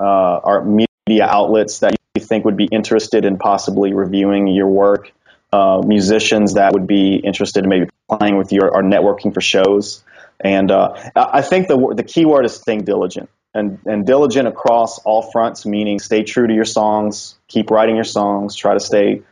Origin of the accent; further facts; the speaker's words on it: Louisiana, United States; Louisiana. I'm going to have to go with my home state